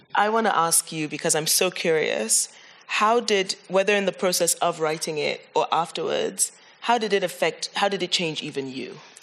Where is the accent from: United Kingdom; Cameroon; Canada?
Cameroon; now in Amsterdam, Netherlands; I'm from Cameroon